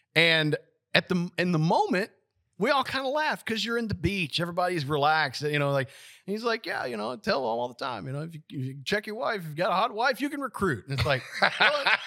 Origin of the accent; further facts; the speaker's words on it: Lewisburg, Tennessee, United States; I was born and raised, uh, in Lewisburg